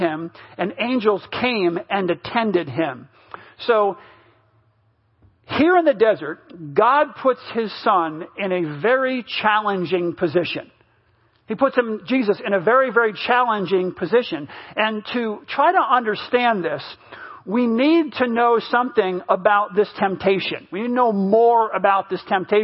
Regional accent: United States; moved away; I grew up in New York, New Jersey when I was younger

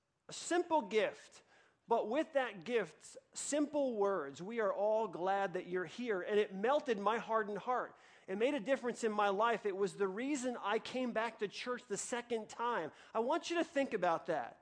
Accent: New York, United States; I grew up in New York in a one-bedroom apartment with my mom

